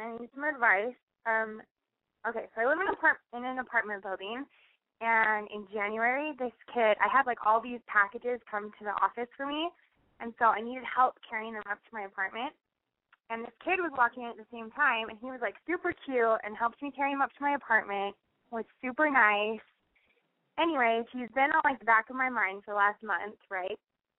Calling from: Salt Lake City, Utah, United States; I'm 22, and I'm from Salt Lake City.

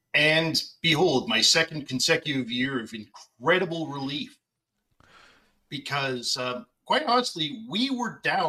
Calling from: Dartmouth, Nova Scotia, Canada; Dartmouth, Nova Scotia.

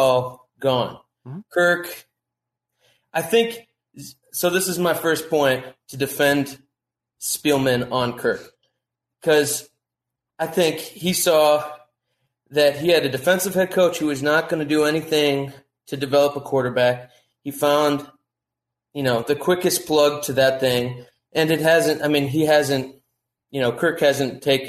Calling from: Durham, North Carolina, United States; Durham, North Carolina.

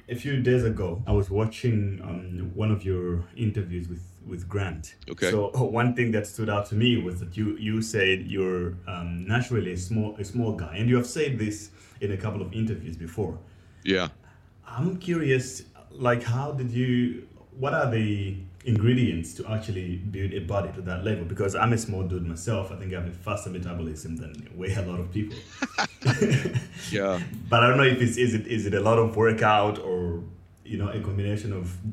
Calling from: Cape Town, Western Cape, South Africa; Yeah, I'm calling from Cape Town, South Africa.

